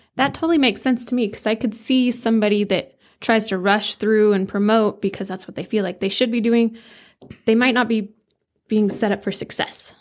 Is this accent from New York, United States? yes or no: no; Flagstaff, Arizona, United States; also born or lived in Camp Verde, Arizona; I grew up in Flagstaff, Camp Verde area. I just kinda switched between the two.